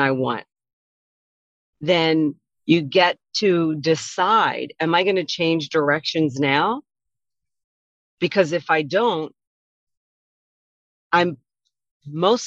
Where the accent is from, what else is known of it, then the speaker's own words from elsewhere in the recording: Wilmington, Delaware, United States; also born or lived in Philadelphia area / Caribbean / Mexico; now in Washington State, United States; I'm from Wilmington, Delaware, and the Philadelphia area, which is on the eastern shore of the United States